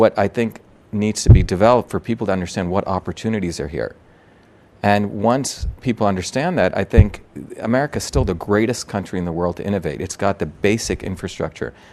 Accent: India; moved away; I'm from India

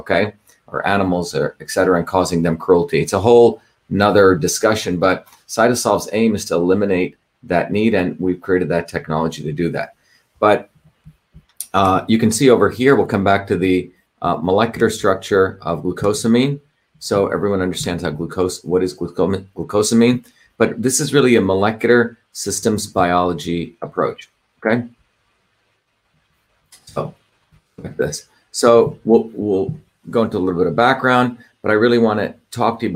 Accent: New Jersey, United States; New Jersey, my hometown

